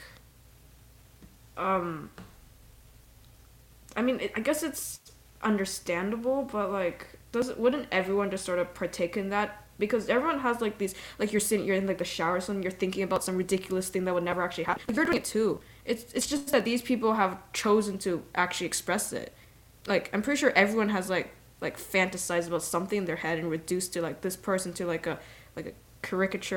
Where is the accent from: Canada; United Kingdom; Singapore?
Canada; I'm Canadian